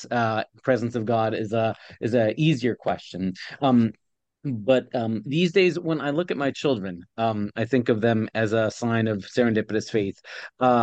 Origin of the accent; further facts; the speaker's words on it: Ohio, United States; moved away as an adult; also born or lived in Pennsylvania; I grew up in Ohio and I planned on, my whole life in my childhood and teenagehood all lived in the state of Ohio